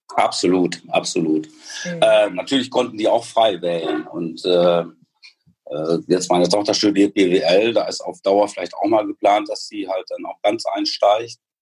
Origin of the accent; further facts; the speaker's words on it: Münster, North Rhine-Westphalia, Germany; als Geschäftsführer für GN nach Münster zurückgekommen. Da ist nämlich meine Heimat.